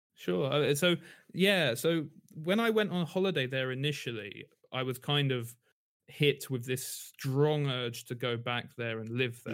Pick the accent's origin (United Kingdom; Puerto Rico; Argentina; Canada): United Kingdom; London; also born or lived in Tokyo, Japan; I'm from London, actually, I was born in London